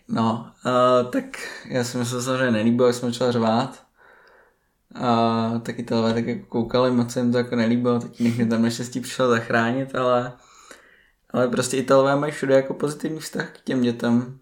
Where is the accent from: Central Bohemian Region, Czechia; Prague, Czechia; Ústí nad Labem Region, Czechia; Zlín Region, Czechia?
Prague, Czechia; jsme z Prahy